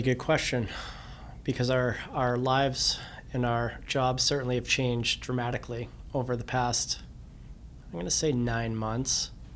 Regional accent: Cape Elizabeth, Maine, United States; the cove we grew up in Cape Elizabeth

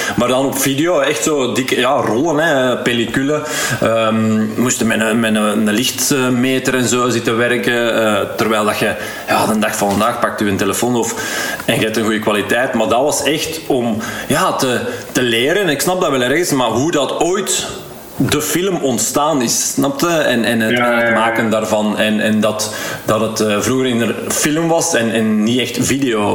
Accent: Heist-op-den-Berg, Flanders, Belgium; ik ben van Eist van den Berg afkomstig

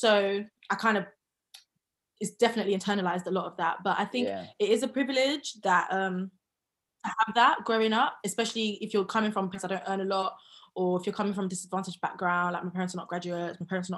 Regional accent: London, United Kingdom; Southeast London. I'm a Southside babe, no matter

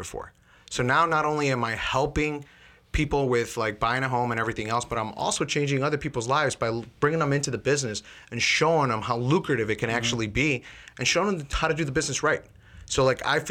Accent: Chicago, Illinois, United States; also born or lived in Elmwood Park; we grew up in Chicago

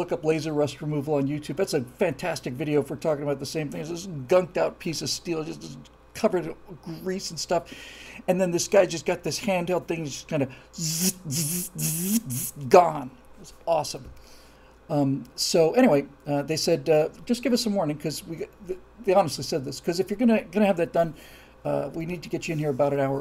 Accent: Florida, United States; I'm from Florida, where everything is flat and straight

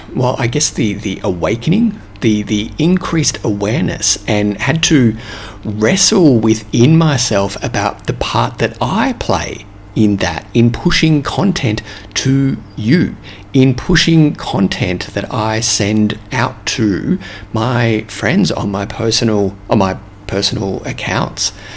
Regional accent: Australia; accent: Australian; moved away; my Australian accent

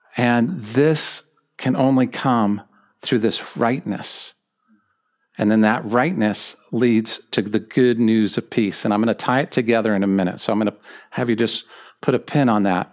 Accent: Southern California, United States; I'm an American. I'm a Californian. I'm a Southern Californian, so I'm a true Californian.

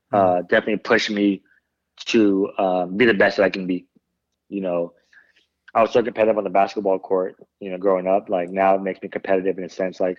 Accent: Philippines; Yeah, you know, like with being Filipino, it's always a size

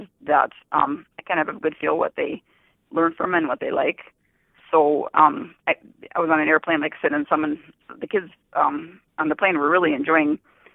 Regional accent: Fairmount, North Dakota, United States; I was born and raised in North Dakota, Fairmont, North Dakota, actually

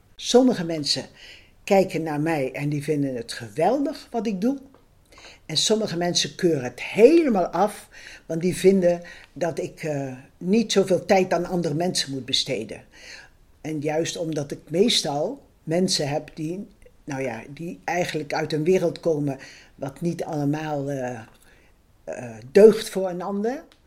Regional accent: Ede, Gelderland, Netherlands; Ik ben geboren in Ede op 12 maart 1938

